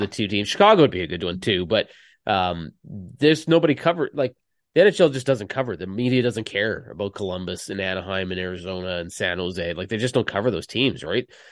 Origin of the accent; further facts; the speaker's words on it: Canada; I'm Canadian